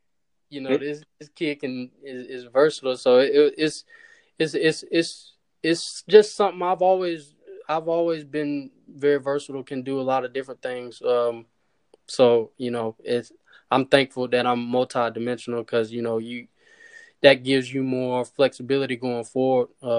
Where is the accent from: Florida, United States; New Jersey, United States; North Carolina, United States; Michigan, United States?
North Carolina, United States; Charlotte; For me, it's North Carolina is a basketball state. So for me, a lot of emphasis was on basketball when I was younger, just with Duke and North Carolina.